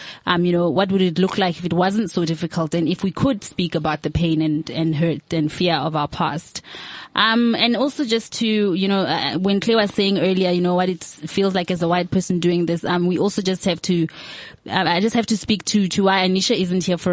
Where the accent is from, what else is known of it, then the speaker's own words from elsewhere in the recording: South Africa; we are citizens of South Africa